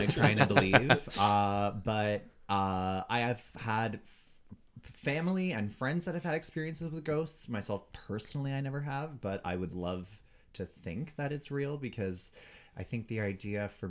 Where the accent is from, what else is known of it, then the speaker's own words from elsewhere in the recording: Ottawa, Ontario, Canada; moved away as an adult; now in Toronto, Canada; I grew up in Orleans